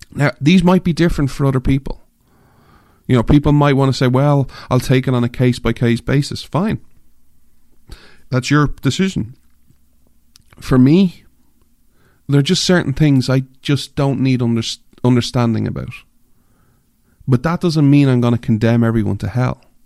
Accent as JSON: {"language": "English", "country": "Ireland", "tie": "born or raised there", "moved": "yes", "said": "I'm an Irishman, I grew up in Ireland"}